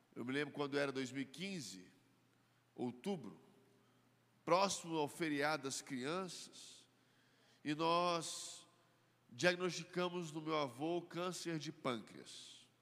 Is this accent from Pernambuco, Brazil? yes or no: no; Belo Horizonte, Minas Gerais, Brazil; Eu cresci aqui em Belo Horizonte